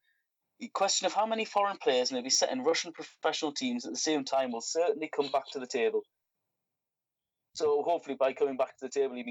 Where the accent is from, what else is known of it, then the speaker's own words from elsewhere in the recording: England, United Kingdom; myself as an English football fan